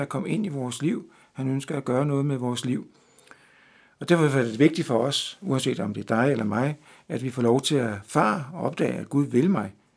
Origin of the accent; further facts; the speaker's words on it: Denmark; moved away; her hjemme i Danmark